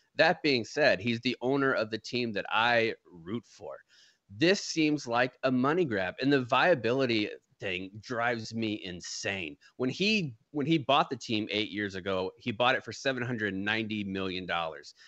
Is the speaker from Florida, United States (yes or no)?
yes; Jacksonville, Florida, United States; moved away as an adult; now in San Antonio, United States; my city only had one team, Jacksonville was on the map